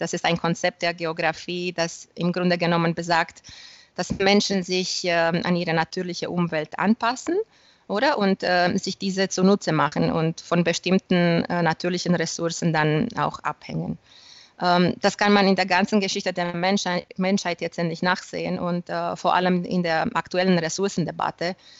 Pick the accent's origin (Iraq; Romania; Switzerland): Romania; also born or lived in Germany; ich habe ähm, der erste rumänische Reisebüro in der Fliegenfischeszene gegründet